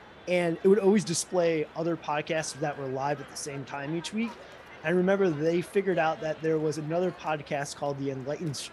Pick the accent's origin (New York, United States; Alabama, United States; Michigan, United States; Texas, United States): Michigan, United States; moved away as an adult; also born or lived in Ohio / Florida; now in Atlanta, United States; I am a 35-year-old living in Atlanta, born and raised in Michigan, college in Ohio, lived in Florida